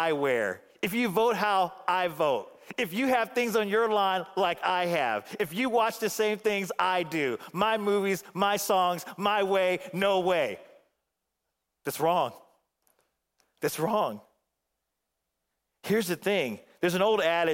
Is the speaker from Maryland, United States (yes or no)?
no; Phoenix, Arizona, United States; back in Phoenix